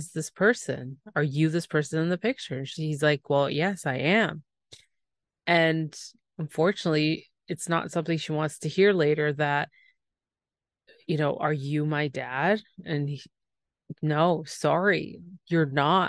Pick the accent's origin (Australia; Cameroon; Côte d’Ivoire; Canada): Canada; I'm the Canadian